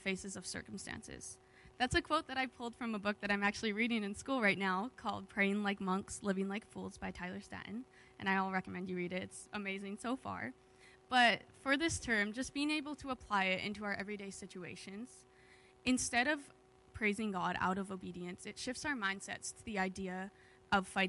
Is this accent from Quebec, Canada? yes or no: no; Alberta, Canada; moved away as an adult; now in Kamloops, Canada; I'm from Alberta, and most of my family's in Alberta right now